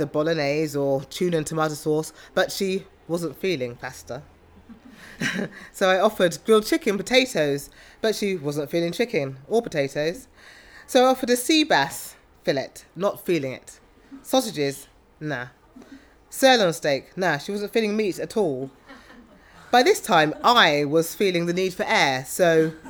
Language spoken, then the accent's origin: English; South East England, United Kingdom; also born or lived in London / Oxfordshire; I have always really lived in the home counties, bar a few years at university at King's.